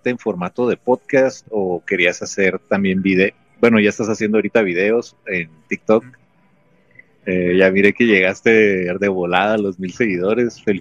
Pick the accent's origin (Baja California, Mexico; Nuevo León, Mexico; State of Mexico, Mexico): Baja California, Mexico; Mexicali; now in United States; Yo estoy ahorita eh, por cuestiones de trabajo aquí este, en Blight, es una ciudad aquí en California, este, pero soy originario de Mexicali.